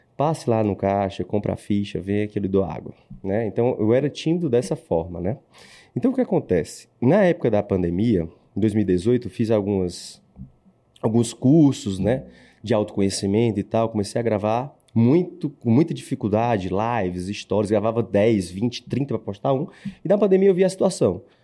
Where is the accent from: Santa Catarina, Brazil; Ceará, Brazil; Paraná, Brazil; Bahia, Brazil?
Ceará, Brazil; Eu sou cearense